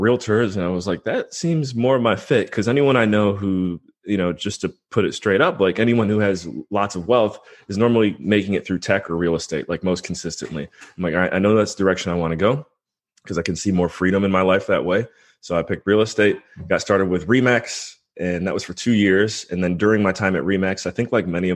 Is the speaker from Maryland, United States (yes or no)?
no; Cleveland, Ohio, United States; moved away as an adult; also born or lived in Pennsylvania / Belize; born and raised in Cleveland, Ohio